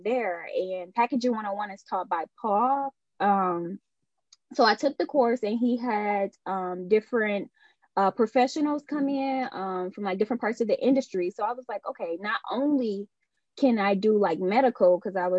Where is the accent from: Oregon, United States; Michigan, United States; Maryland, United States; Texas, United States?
Michigan, United States; Detroit; I was born and raised on the west side of Detroit.